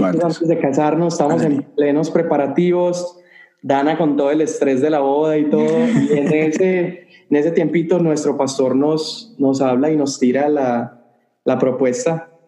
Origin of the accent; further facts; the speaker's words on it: Medellín, Antioquia, Colombia; now in El Paso, United States; yo soy colombiano de Medellín, Colombia, la ciudad más hermosa del mundo